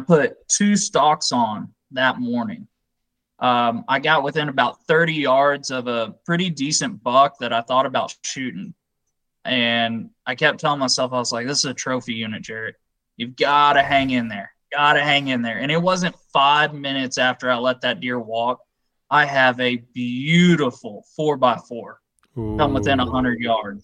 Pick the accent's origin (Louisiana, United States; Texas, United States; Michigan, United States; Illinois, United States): Texas, United States; I'm from Texas